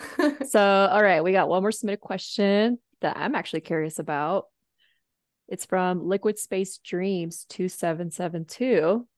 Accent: San Diego, California, United States; also born or lived in Fort Collins, Colorado; now in Denver, United States; I was born in San Diego.

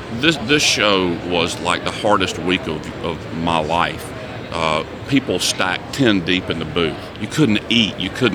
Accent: the South, United States; of course, growing up in the South, you know, he gave me a hockey analogy.

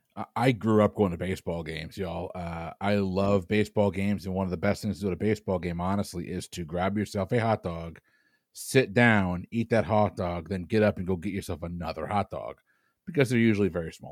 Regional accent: New England, United States; I'm from New England

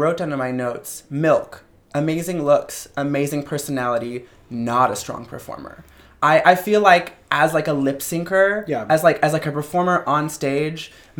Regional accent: the South, United States; moved away; I'm from the South. Sure. I grew up with Southern drag.

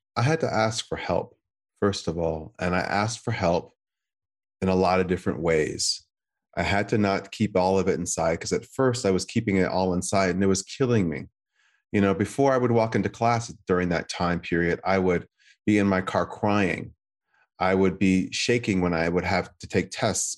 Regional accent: United States; being an American, not of Chinese descent

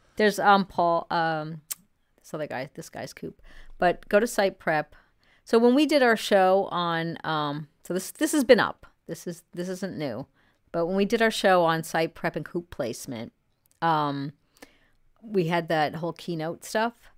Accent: New York, United States; I grew up in New York

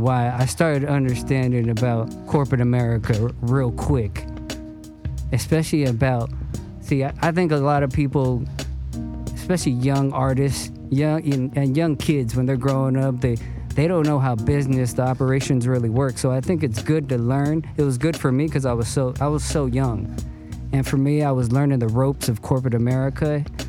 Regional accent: Cerritos, California, United States; also born or lived in Torrance; I was born in Torrance and I, I grew up in Cerritos

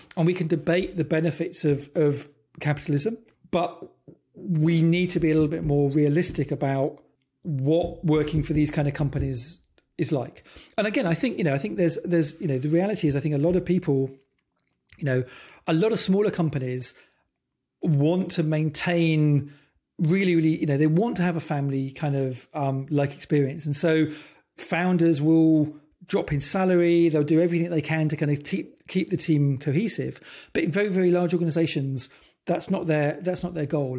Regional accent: United Kingdom; I'm British

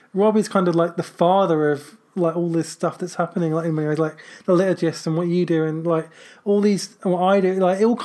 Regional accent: United Kingdom; We call ourselves the Britagists because we're British

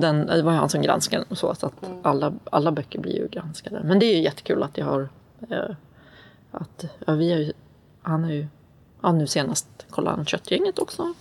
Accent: Sweden; also born or lived in Atlanta, Georgia, United States; Jag är född i Sverige. Och sen så, min pappa är från USA

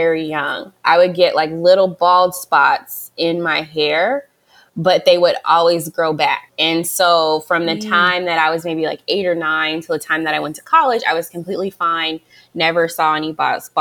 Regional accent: Las Vegas, Nevada, United States; moved away as an adult; also born or lived in Hampton, Virginia; I'm originally from Vegas

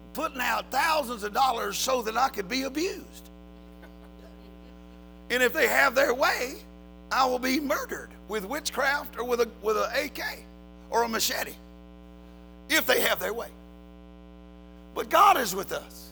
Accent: United States; I'm an American

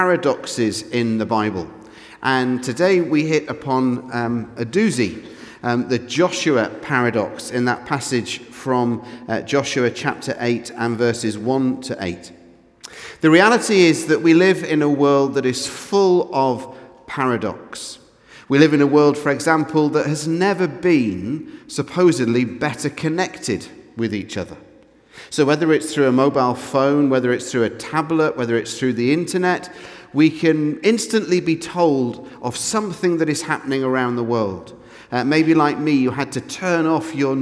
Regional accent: England, United Kingdom; I'm English

